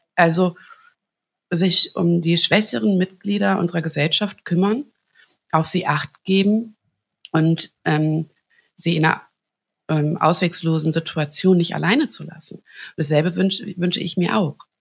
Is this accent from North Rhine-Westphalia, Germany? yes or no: yes; Hagen, North Rhine-Westphalia, Germany; ich bin in Hagen geboren